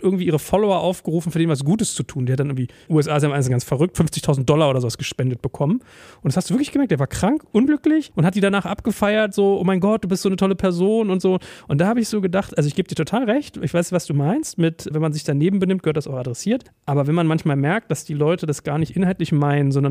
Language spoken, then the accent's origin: German; Berlin, Germany; born or raised there